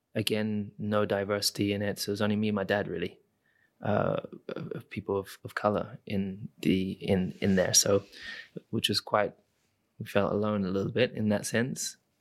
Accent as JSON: {"language": "English", "country": "United Kingdom", "said": "I am British"}